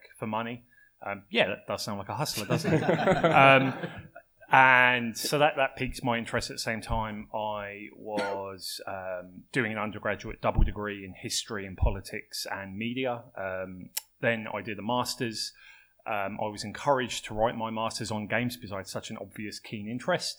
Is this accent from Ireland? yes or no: no; United Kingdom; moved away as an adult; now in Melbourne, Australia; I'm British. I'm not a native to Melbourne.